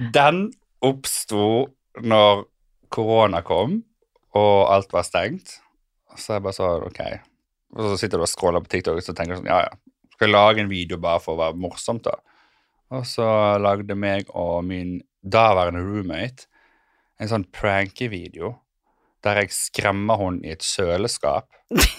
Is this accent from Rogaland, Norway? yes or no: no; Sotra, Vestland, Norway; moved away as an adult; also born or lived in United States; now in Oslo, Norway; Jeg tok skole i Bergen, eller på Sotra, der jeg kommer fra